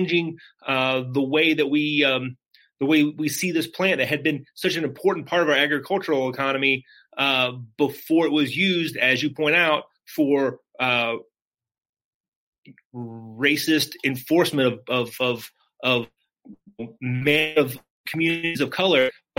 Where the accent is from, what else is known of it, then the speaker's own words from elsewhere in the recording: Lebanon, Kentucky, United States; now in Louisville, United States; I'm from Lebanon, Kentucky. Geographic center of the state